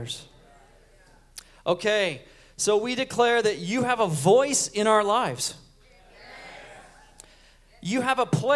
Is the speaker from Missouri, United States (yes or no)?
no; Huntington Beach, California, United States; I'm from Huntington Beach, California, and I'm 47 years old